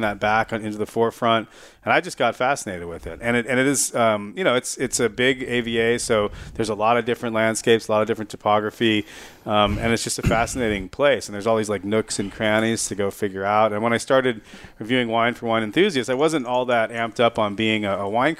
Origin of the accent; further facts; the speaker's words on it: San Jose, California, United States; now in Santa Barbara, United States; I grew up in San Jose. I'm a fifth generation San Josean